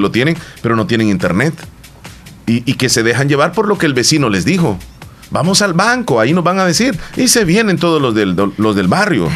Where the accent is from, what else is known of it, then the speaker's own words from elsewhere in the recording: El Salvador; nosotros los salvadoreños